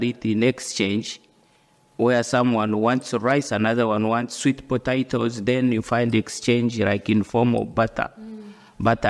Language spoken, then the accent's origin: English; Uganda; moved away as an adult; now in United Kingdom; I come from Uganda, and born in the rural family